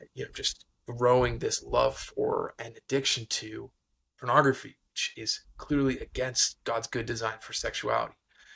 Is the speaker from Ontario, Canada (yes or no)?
yes; Ontario, Canada; I grew up in an amazing Christian home in Northern Ontario. So I'm a Canadian, which you might be able to hear